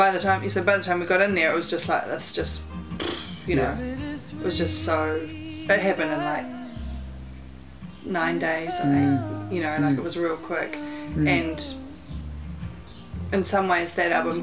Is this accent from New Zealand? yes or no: yes; Dunedin, Otago, New Zealand; I grew up in Dunedin, in Port Chalmers